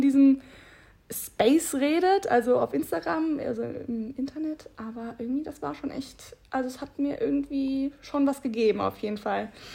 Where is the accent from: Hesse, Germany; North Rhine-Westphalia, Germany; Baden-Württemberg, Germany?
North Rhine-Westphalia, Germany; Bad Honnef; moved away as an adult; also born or lived in Munich; now in Cologne, Germany; wieder zurück in meine Heimat nach Bad Honnef äh, gekommen.